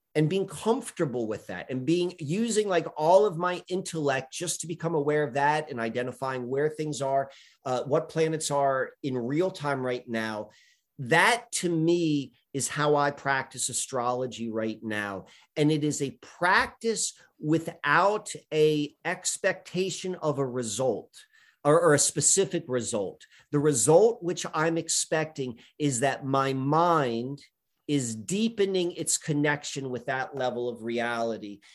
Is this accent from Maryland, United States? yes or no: yes; Columbia, Maryland, United States; growing up in Columbia, Maryland in the beginning